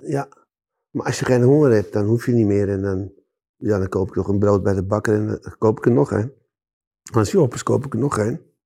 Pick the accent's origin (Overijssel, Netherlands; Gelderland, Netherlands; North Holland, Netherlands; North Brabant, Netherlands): North Holland, Netherlands; Amsterdam; ik ben in Amsterdam geboren.